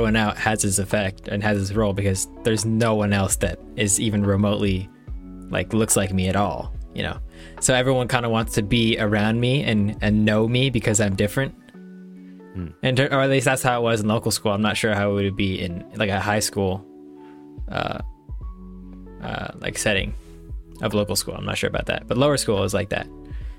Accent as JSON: {"language": "English", "country": "Taiwan", "tie": "born or raised there", "said": "I guess it's a pretty big part of our identity growing up in Taiwan while, you know, not being Taiwanese."}